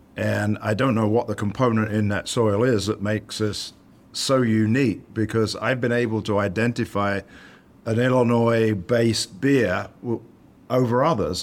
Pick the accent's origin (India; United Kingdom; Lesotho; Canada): United Kingdom; now in United States; back to the old country